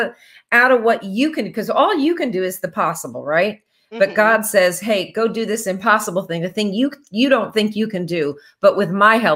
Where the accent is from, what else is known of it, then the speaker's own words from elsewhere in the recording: New Jersey, United States; now in Franklin, United States; we live just outside of Nashville in Franklin, Tennessee. And, you know, I grew up in New Jersey, so I don't know why I'm in Tennessee.